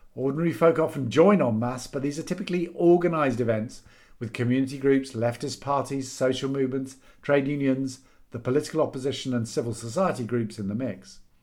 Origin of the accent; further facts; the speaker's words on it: United Kingdom; back to being British and depressed